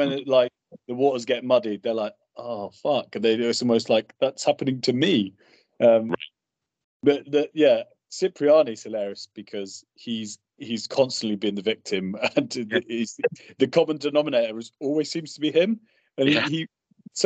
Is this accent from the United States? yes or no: no; United Kingdom; being British